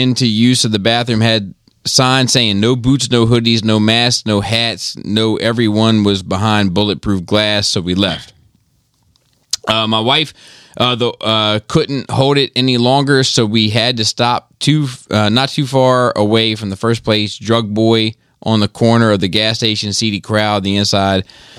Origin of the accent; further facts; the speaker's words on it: Delaware, United States; I'm from Delaware. We wear cowboy boots, belt buckles, a cowboy hat.